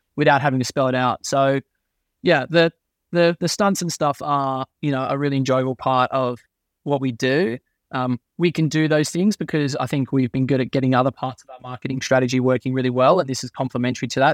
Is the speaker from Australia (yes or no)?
yes; Crookwell, New South Wales, Australia; moved away as an adult; also born or lived in United States; now in United Kingdom; my dad used to run, always still runs a newspaper store in my hometown in Crookwell, uh, in Australia